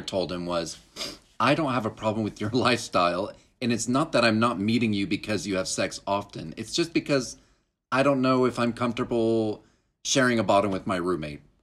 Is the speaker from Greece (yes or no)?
no; Duncan, Oklahoma, United States; moved away; Duncan, where I grew up